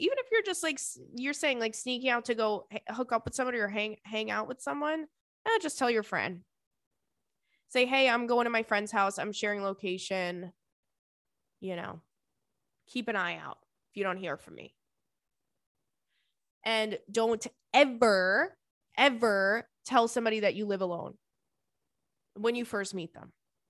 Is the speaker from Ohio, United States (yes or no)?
no; Las Vegas, Nevada, United States; I've been single all my life, literally. I'm born and raised in Las Vegas, besides the years that I left for college